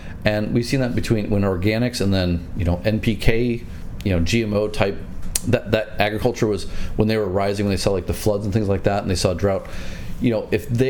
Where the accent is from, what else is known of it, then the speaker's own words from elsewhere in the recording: United States; moved away as an adult; now in China; I'm American. Yeah. And I spent a year back home last year.